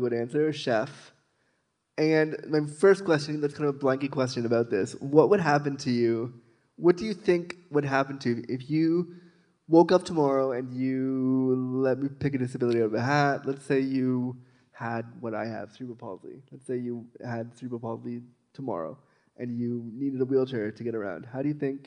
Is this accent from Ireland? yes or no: no; Toronto, Ontario, Canada; I'm from Toronto